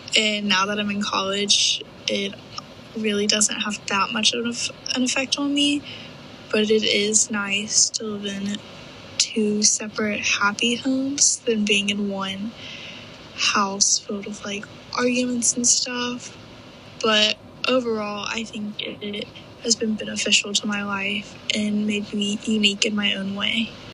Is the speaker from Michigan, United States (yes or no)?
no; Birmingham, Alabama, United States; also born or lived in Oxford, Mississippi; I am from Birmingham, Alabama